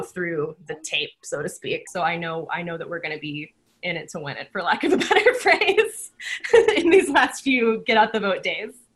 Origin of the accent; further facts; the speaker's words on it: Texas, United States; also born or lived in New York; now in Oregon, United States; I grew up in Texas